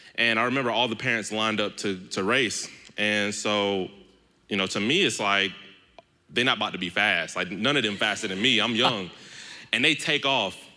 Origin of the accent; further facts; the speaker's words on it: Stone Mountain, Georgia, United States; I'm from Stone Mountain